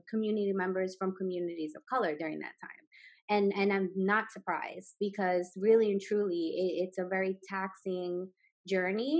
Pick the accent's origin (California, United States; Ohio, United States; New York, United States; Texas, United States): New York, United States; New York City; growing up in Brooklyn